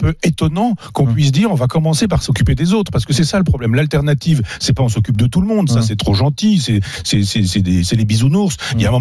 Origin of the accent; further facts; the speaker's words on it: Chambois, Normandy, France; moved away; Chambois, mon village natal